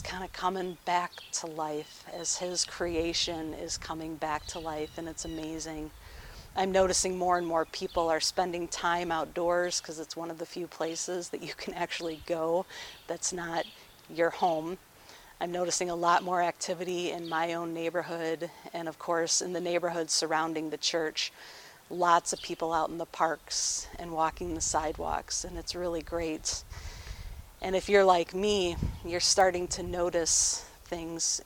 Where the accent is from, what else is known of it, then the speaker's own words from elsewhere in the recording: Farmington Hills, Michigan, United States; The house that I grew up in Farmington Hills, backed right up to a forest.